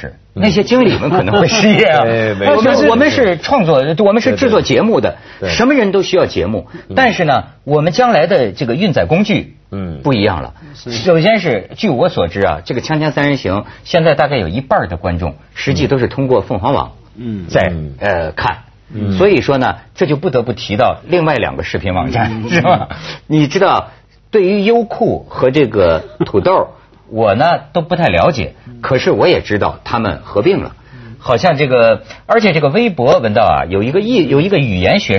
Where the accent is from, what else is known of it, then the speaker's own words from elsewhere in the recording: China; 陆陆客是中性，不是骂我们大陆人，敢。